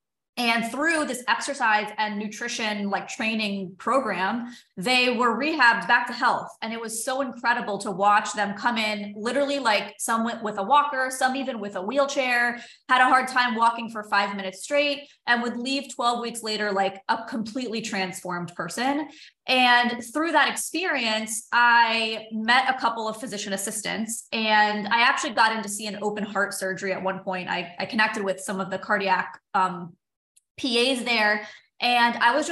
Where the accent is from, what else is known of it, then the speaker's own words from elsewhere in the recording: South Florida, United States; moved away as an adult; also born or lived in San Diego / Los Angeles; I grew up in South Florida